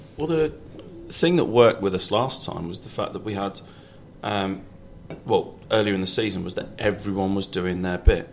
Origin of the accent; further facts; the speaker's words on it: Shropshire, West Midlands, United Kingdom; moved away as an adult; now in London, United Kingdom; I grew up in Shropshire, miles away from uh, from from London.